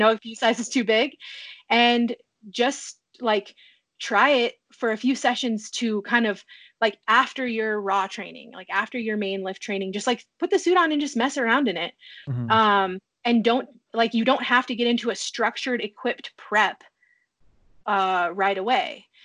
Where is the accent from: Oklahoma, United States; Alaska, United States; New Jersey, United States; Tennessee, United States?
Alaska, United States; a town 400 miles west of Anchorage, rural; I'm from a town 400 miles west of Anchorage. The town is a hub of um, 56 villages. So the, my hometown has like six or seven thousand people